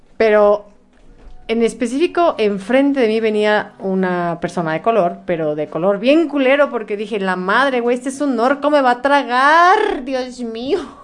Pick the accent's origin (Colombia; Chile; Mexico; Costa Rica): Mexico; Soy de México